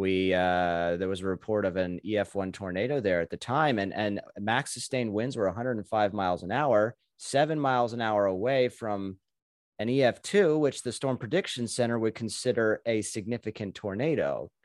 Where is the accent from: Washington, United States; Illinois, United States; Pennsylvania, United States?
Pennsylvania, United States; York; I'm from York, too. I went to Dallestown